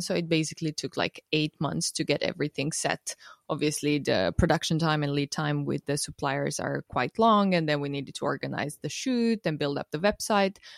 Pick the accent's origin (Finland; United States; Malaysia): Finland; moved away as an adult; also born or lived in Estonia; I was born and raised in Finland, but my parents are Romanian